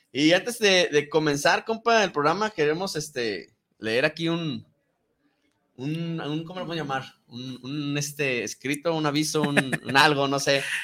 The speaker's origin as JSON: {"language": "Spanish", "country": "Mexico", "said": "como mexicanos"}